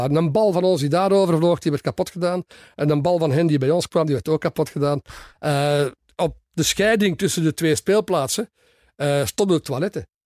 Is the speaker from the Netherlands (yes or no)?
no; Soest, North Rhine-Westphalia, Germany; born there; also born or lived in Aachen / Cologne / Leopoldsburg / Lier; Ik ben geboren in Duitsland